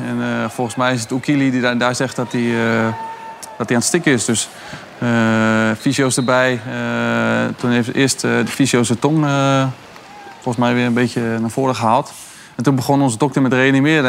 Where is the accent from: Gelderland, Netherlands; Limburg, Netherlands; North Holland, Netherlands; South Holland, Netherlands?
South Holland, Netherlands; Rotterdam; als echte Rotterdammer